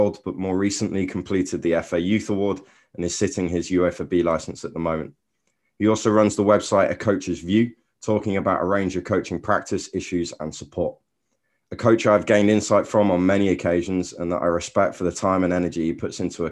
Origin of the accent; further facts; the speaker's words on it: Jersey; my home country of Jersey in the Channel Islands